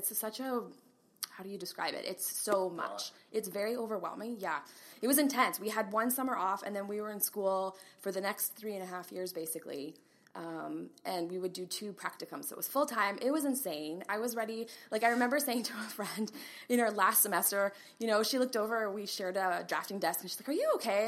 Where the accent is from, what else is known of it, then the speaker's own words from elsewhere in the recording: Brandon, Manitoba, Canada; moved away as an adult; also born or lived in Ottawa; now in Kelowna, Canada; I'm from Ottawa. I was born in Ottawa. And our parents relocated to just outside of Winnipeg in a city called Brandon, Manitoba. Right. Yay, Prairie. So I grew up there